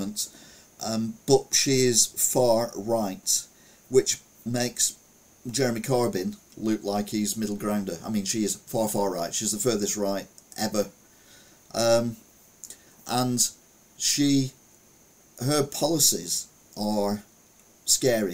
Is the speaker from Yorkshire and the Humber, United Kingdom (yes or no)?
no; Stalybridge, North West England, United Kingdom; I was brought up in Stalybridge